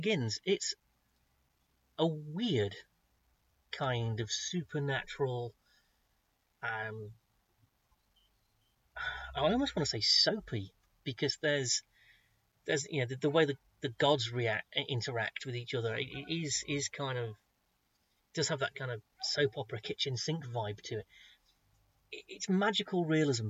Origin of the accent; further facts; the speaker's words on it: United Kingdom; I'm so British with my pronunciations